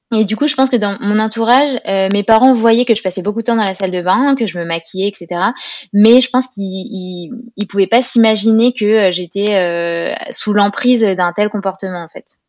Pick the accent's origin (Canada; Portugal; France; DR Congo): France; Grenoble, Auvergne-Rhône-Alpes; je suis originaire de Grenoble